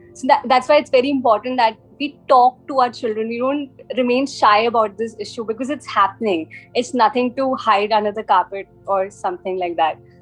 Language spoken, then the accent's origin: English; India; also born or lived in London; I'm from India.